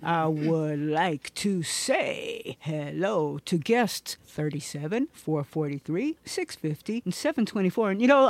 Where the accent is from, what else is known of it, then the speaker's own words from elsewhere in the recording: Teaneck, New Jersey, United States; I was in Teaneck, New Jersey, my hometown